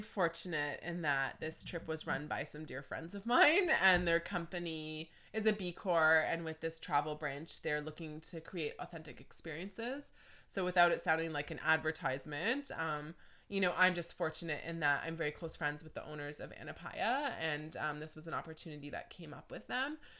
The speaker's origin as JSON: {"language": "English", "town": "Deep River", "region": "Ontario", "country": "Canada", "tie": "born or raised there", "also_born_or_lived": "Toronto", "said": "I grew up in Deep River"}